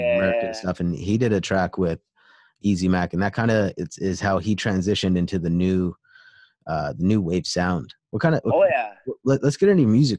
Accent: Kamloops, British Columbia, Canada; also born or lived in Surrey, British Columbia; Personally, I was born in Surrey, but then my parents moved 4 hours in to the interior in Kamloops.

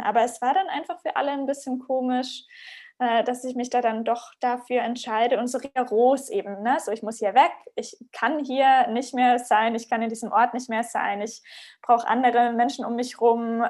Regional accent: Southern Germany, Germany; moved away as an adult; also born or lived in Ghana; bin aus der Heimat ähm, in Süddeutschland weggezogen

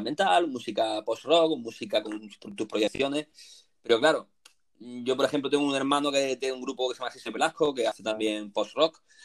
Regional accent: Granada, Andalusia, Spain; moved away as an adult; now in Málaga, Spain; soy natural de Granada, vine a Málaga por motivos laborales

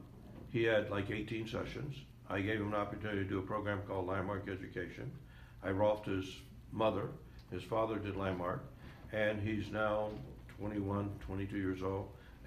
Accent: the South, United States; I grew up in the South.

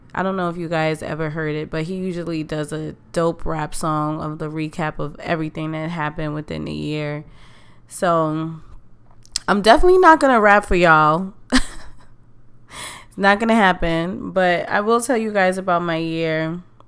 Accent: New York, United States; I love to vacation in my hometown. New York is a beautiful place

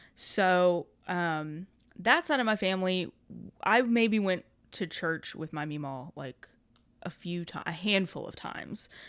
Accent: Kentucky, United States; we've both been born and raised in Kentucky

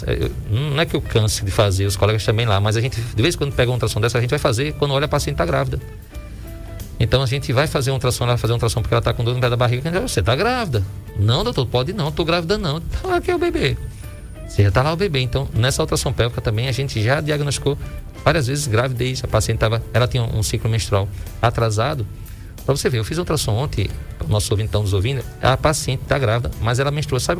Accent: Northeast Region, Brazil; A gente saiu aqui do Nordeste, vai para aquela região e eu não sabia o que era dor na pente.

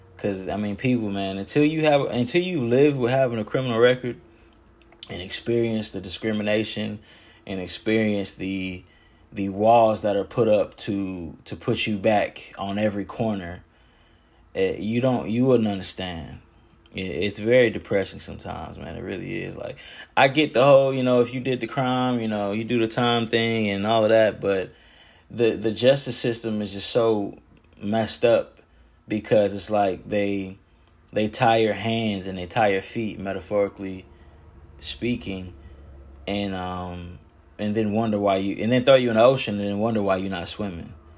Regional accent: West End, North Carolina, United States; moved away as an adult; also born or lived in Pinehurst, North Carolina; now in Pennsylvania, United States; Born and raised in Moore County, North Carolina. I was born in Pinehurst and raised in West End

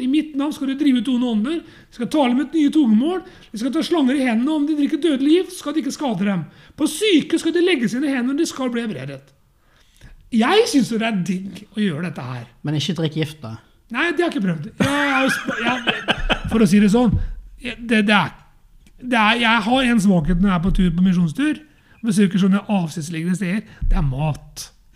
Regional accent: Norway; jeg er norsk og bor i et hus

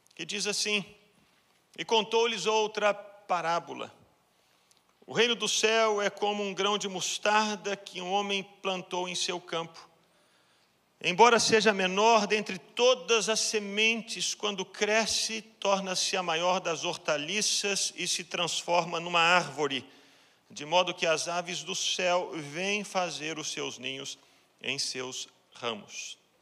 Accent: Brazil; moved away; todos nós que estamos aqui, que somos brasileiros

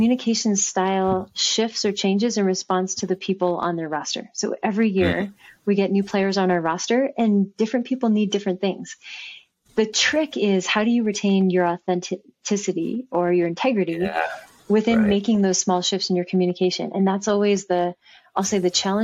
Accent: Bay Area, California, United States; I grew up in the Bay Area

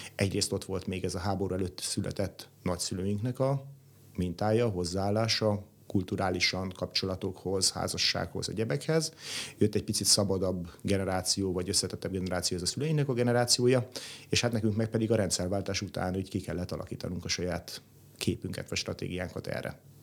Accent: Budapest, Hungary; én Budapesten nőttem föl, itt jártam gimnáziumba

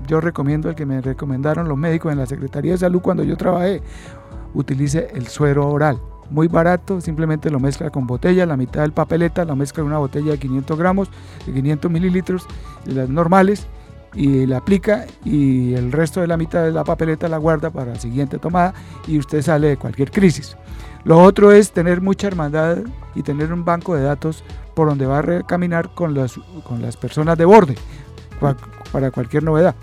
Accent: Santander, Colombia; como santanderiano, como colombiano y como coaminante

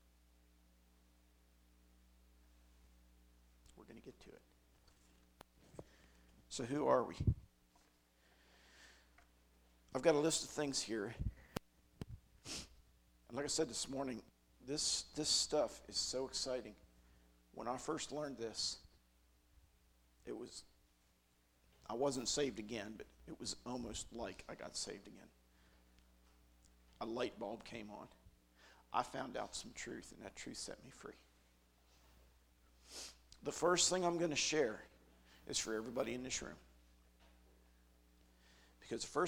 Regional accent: Western Maryland, United States; moved away as an adult; now in Carter County, Tennessee, United States; I'm from Western Maryland. It's part of my identity

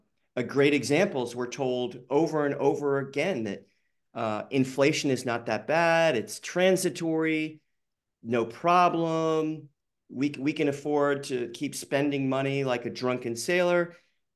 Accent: the South, United States; I grew up in the South for a few years.

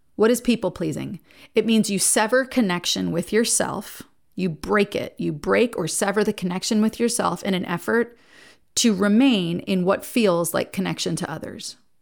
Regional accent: New Jersey, United States; now in Nashville, United States; I live in Nashville, but I'm from New Jersey

